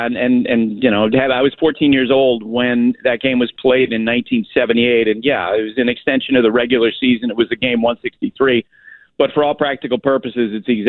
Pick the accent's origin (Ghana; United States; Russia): United States; New England; you know, I just think about growing up in New England all the, for 43 years